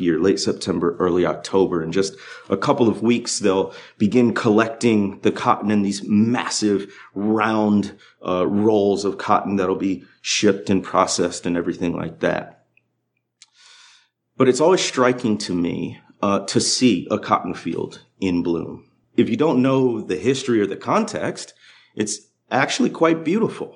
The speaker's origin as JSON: {"language": "English", "region": "Midwest", "country": "United States", "tie": "born or raised there", "moved": "as an adult", "lives_now": "Arkansas Delta, United States", "said": "I grew up in the Midwest"}